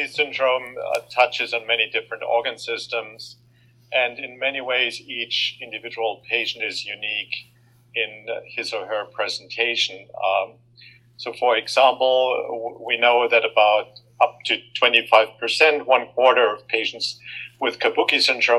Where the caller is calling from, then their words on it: Boston, Massachusetts, United States; I'm calling in from Boston Children's Hospital in Boston.